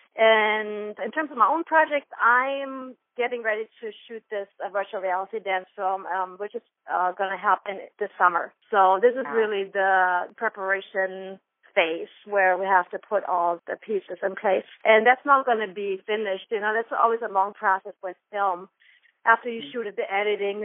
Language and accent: English; Germany; accent: German; English is a second language; moved away as an adult; now in New York, United States; I'm originally from Germany, and I moved to New York almost 15 years ago.